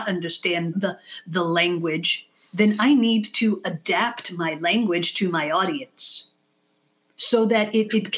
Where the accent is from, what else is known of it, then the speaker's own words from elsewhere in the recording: Israel; first language English; now in United States; moving to Israel when I was 6 years old